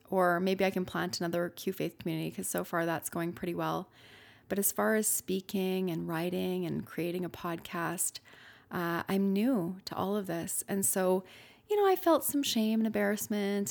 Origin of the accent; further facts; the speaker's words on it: Canada; I'm Canadian